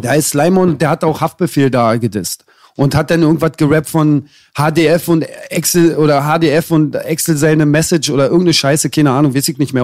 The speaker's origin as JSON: {"language": "German", "region": "Berlin", "country": "Germany", "said": "ich als Berliner"}